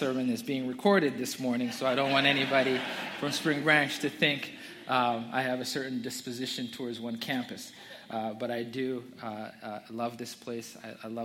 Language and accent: English; Zambia; moved away; I'm from Zambia. I was born and raised in Zambia